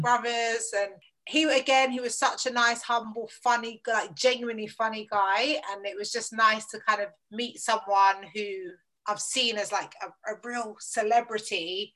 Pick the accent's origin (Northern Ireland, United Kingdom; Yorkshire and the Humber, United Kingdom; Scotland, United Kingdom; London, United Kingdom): London, United Kingdom; I grew up in southeast London, Lewisham